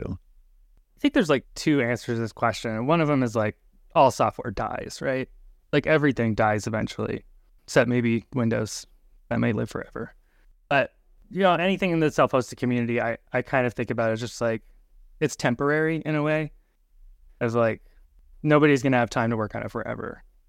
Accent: Alaska, United States; moved away as an adult; now in Minneapolis, United States; I grew up kind of in Alaska and then just recently moved into the Minneapolis area.

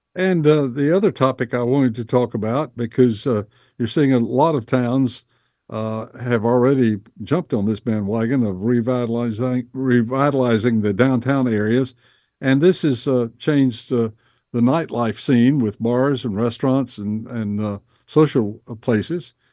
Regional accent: Bessemer City, North Carolina, United States; born or raised there

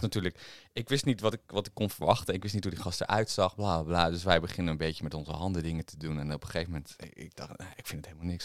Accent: Harderwijk, Gelderland, Netherlands; Harderwijk, waar ik vandaan kom

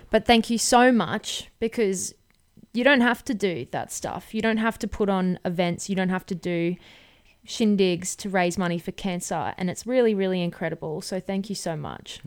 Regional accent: Brisbane, Queensland, Australia; I'm a big city kid. I grew up in Brisbane

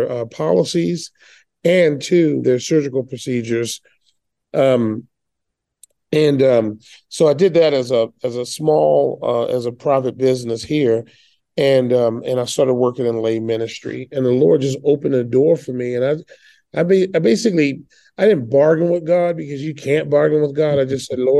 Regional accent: Baltimore, Maryland, United States; I was born in Baltimore, Maryland, in the heart of one of the most liberal cities ever built.

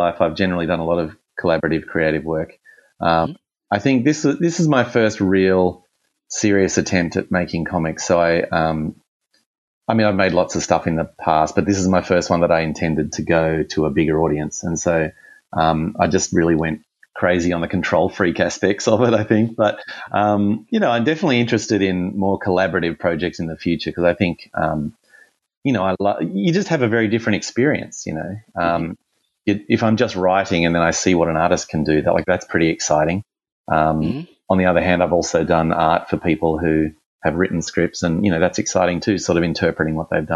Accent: Australia; accent: Australian; my Australian accent

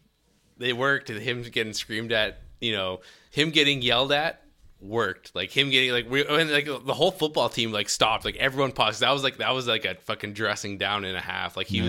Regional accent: Edmonton, Alberta, Canada; Here in Edmonton.

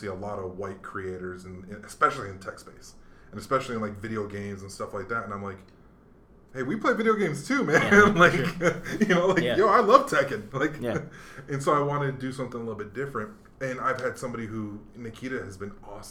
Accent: Hawaii, United States; moved away; I grew up in Hawaii mostly

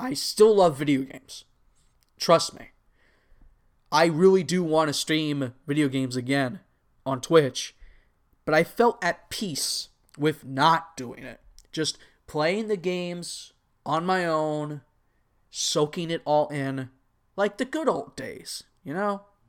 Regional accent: Anaheim, California, United States; I'm really only a fan of the Angels because I was born and lived near the Anaheim area, so they were the team of choice.

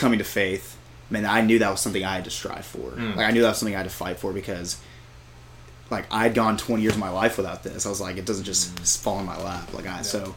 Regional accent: San Antonio, Texas, United States; I'm from San Antonio

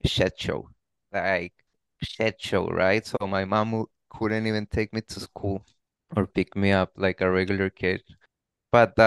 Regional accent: Tijuana, Baja California, Mexico; born and raised in Tijuana, I could definitely say amazing childhood

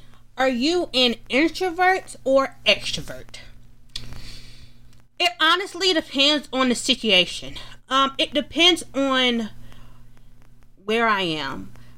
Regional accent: Atlanta, Georgia, United States; Well, I was born in Atlanta. I was born and raised in Atlanta. So I am an Atlanta girl.

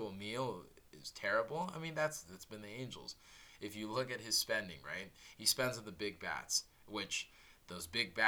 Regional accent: Orange County, California, United States; I was born and raised in Orange County

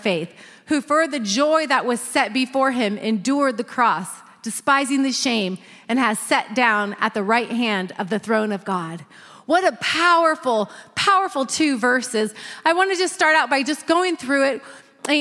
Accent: Northern California, United States; I grew up in Northern California

